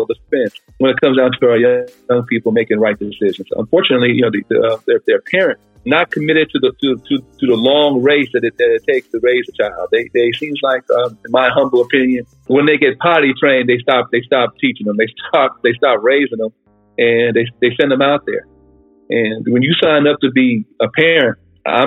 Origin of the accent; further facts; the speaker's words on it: New York City, New York, United States; moved away as an adult; now in San Bernardino County, United States; growing up in New York City